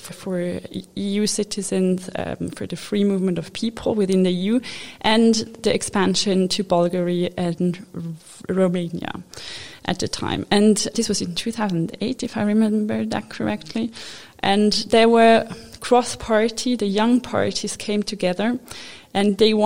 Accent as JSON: {"language": "English", "region": "Zurich", "country": "Switzerland", "tie": "born or raised there", "also_born_or_lived": "Japan / Lucerne / Washington DC", "lives_now": "Geneva, Switzerland", "said": "I was born in Japan, which is a bit exotic. I grew up in Zurich"}